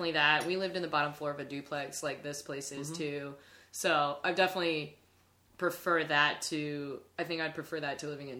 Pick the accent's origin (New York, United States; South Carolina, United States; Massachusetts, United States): South Carolina, United States; moved away as an adult; now in Chicago, United States; I grew up in a small town in South Carolina, and it was nothing like growing up in Chicago.